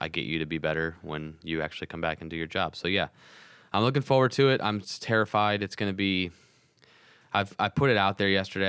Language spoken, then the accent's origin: English; St. Louis, Missouri, United States; I'm from Saint Louis